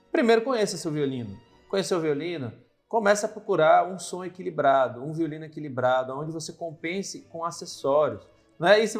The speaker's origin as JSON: {"language": "Portuguese", "region": "Northeast Region", "country": "Brazil", "accent": "Nordeste", "said": "eu sou nordestino"}